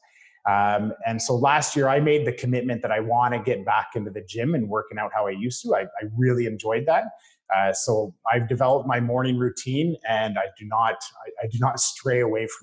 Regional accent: Parry Sound, Muskoka area, Ontario, Canada; the Parry Sound, Muskoka area, I grew up there

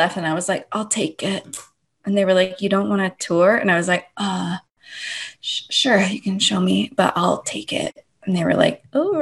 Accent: Long Beach, California, United States; I'm originally from Long Beach

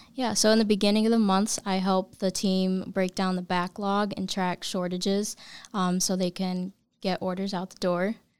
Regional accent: Bainbridge, New York, United States; I'm a local. I'm from Bainbridge, New

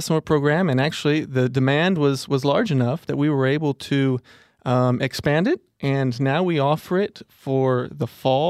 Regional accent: Mexico; So, like I told you, I grew up in Mexico, spent 15 years there, and it's my first or second language, depending on how you look at it.

